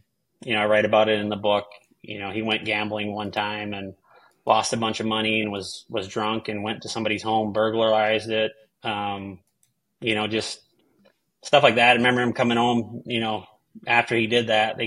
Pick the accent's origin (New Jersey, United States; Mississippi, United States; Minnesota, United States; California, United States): Minnesota, United States; South St. Paul; I grew up in Sault Ste. Paul, Minnesota, a little cow town